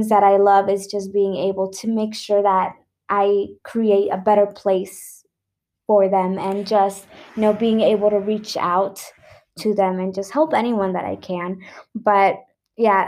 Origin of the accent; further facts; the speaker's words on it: Mexico; I'm from Mexico